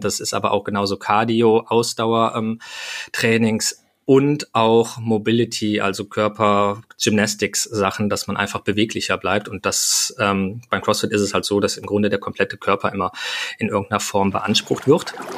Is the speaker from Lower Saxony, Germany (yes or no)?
no; Hürth, North Rhine-Westphalia, Germany; ich komme aus Hürth bei Köln